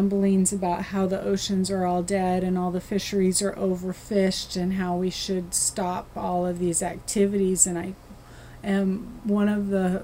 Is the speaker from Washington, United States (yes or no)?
yes; Westport, Washington, United States; I grew up in Westport, Washington